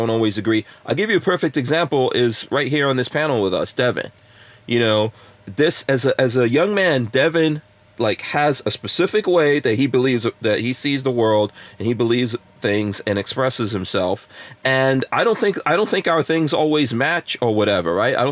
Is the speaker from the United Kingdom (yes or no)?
no; Guyana; moved away; I'm from Guyana.